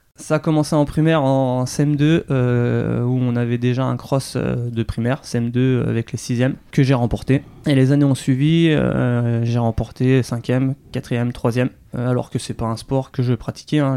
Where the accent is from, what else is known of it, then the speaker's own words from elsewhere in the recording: Annecy, Auvergne-Rhône-Alpes, France; also born or lived in Mâcon; now in Saône-et-Loire, France; on s'est vite euh, séparés, expatriés du côté de Haute-Savoie. Euh, aux alentours d'Annecy. Euh, donc j'ai fait mon enfance, euh, scolarité